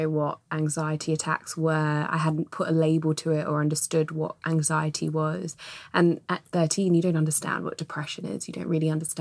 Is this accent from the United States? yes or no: no; London, United Kingdom; now in West London, United Kingdom; I was born and raised in East London, in Ilford, Redbridge, around those areas of East